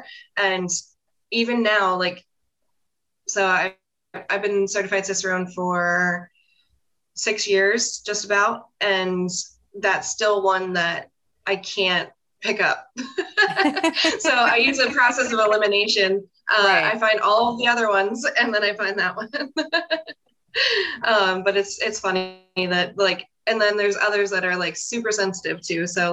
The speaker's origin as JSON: {"language": "English", "region": "Pennsylvania", "country": "United States", "tie": "born or raised there", "said": "I grew up in Pennsylvania, and I pretty much have lived in Pennsylvania my whole life"}